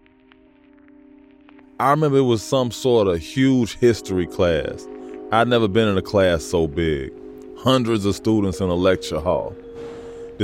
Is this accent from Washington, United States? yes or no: no; Chicago, Illinois, United States; I grew up in Chicago, a neighborhood called Hyde Park